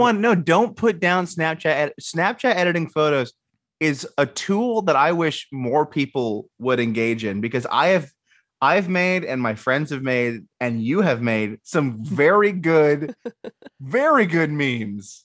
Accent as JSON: {"language": "English", "region": "the South", "country": "United States", "said": "I'm from the South"}